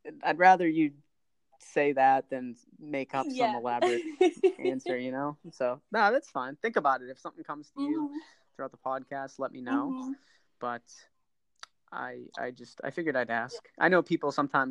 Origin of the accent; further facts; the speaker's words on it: Boston, Massachusetts, United States; I'm from Boston